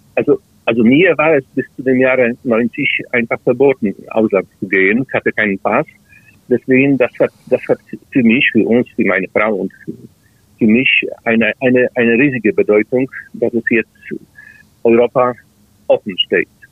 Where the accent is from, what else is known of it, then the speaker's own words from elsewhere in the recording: Greater Poland, Poland; German is a second language; moved away as an adult; now in Wrocław, Poland; ich bin in Großpolen, in der Region Großpolen geboren